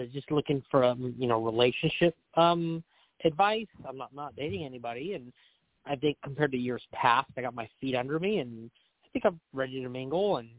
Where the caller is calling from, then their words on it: California, United States; calling in from California.